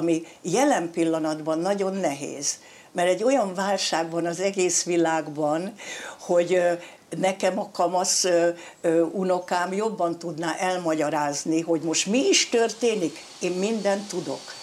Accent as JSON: {"language": "Hungarian", "town": "Eger", "region": "Heves", "country": "Hungary", "tie": "born or raised there", "moved": "yes"}